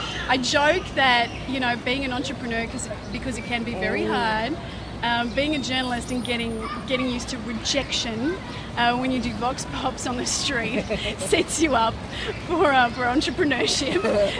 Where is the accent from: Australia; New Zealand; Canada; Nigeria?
New Zealand; now in New York, United States; I will often get asked if my accent is British.